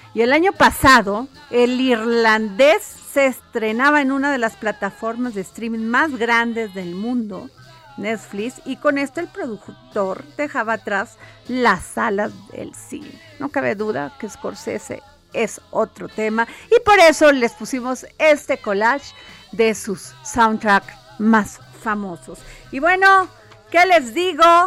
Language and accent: Spanish; Veracruz, Mexico; yo soy sureña, soy de Veracruz